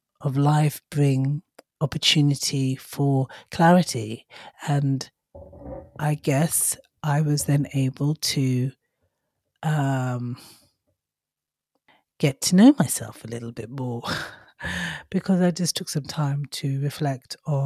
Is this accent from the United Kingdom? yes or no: no; Nigeria; in my father's culture, well, where I was brought up, so I'm half Nigerian